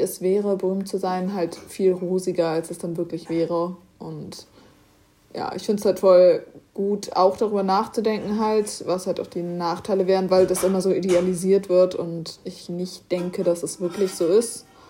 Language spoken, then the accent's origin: German; Germany; wir kommen ja aus Deutschland